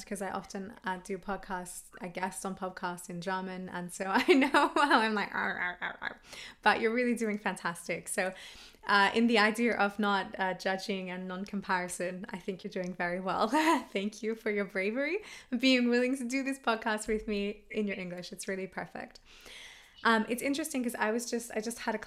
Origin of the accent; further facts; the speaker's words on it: Australia; I'm Australian